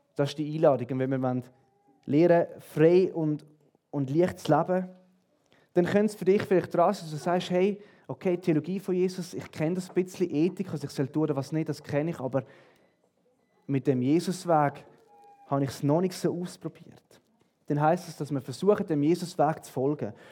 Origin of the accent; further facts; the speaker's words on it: Switzerland; bei uns in der Schweiz